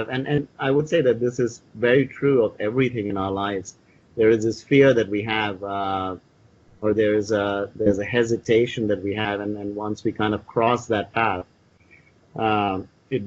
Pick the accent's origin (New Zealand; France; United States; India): India; I grew up with them in India